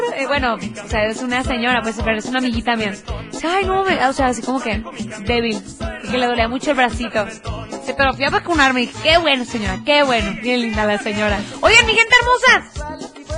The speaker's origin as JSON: {"language": "Spanish", "town": "Tepatitlán de Morelos", "region": "Jalisco", "country": "Mexico", "said": "yo soy de Tepa."}